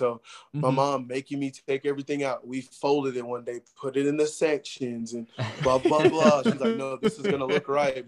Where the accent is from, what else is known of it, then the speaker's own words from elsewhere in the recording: Atlanta, Georgia, United States; we held little games back in my hometown